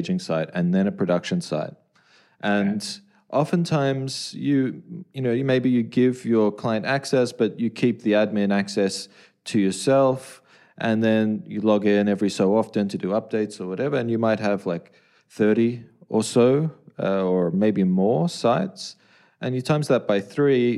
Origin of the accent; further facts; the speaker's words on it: Australia; I'm from Australia and pretty involved in the WP Australia, the WordPress